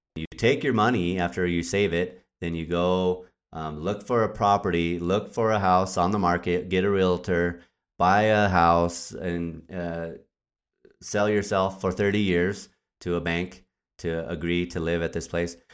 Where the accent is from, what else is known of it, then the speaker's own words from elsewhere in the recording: Albuquerque, New Mexico, United States; moved away; also born or lived in Wisconsin; I'm originally from New Mexico. I was born and raised in Albuquerque, New Mexico.